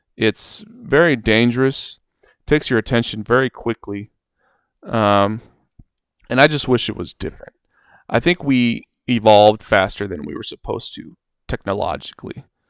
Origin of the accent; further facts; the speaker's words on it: Oregon, United States; I'm from Oregon. I live in Oregon.